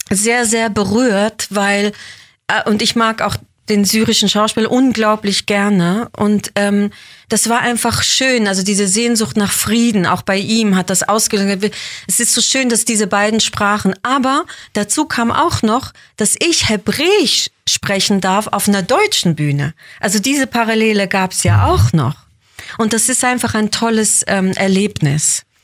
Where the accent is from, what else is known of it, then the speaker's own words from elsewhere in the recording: Basel, Basel-Stadt, Switzerland; also born or lived in Israel; Genau, also ich bin in Basel geboren, dann sind wir zwei, drei Jahre zurück nach Israel und dann hab, war ich da nur im Kindergarten und dann Grundschule in Basel.